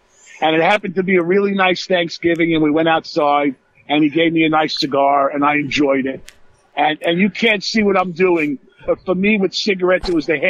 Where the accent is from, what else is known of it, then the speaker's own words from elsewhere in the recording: New York City, New York, United States; moved away as an adult; now in New Jersey, United States; I'm originally from Brooklyn. I moved to Jersey when I graduated college, and I live here with my wife.